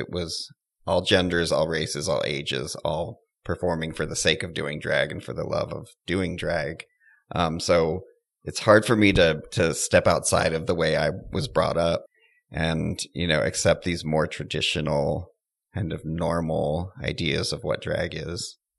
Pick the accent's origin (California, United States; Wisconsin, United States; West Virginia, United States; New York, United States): California, United States; San Jose; also born or lived in San Francisco; Well, I was born in San Francisco. I got carted to San Jose at a young age where I spent my early years and even my high school years.